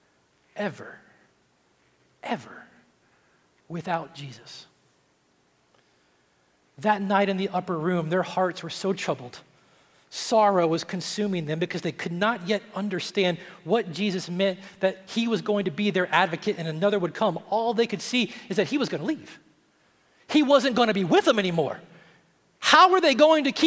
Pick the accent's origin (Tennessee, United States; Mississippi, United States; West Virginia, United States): Tennessee, United States; I'm from Tennessee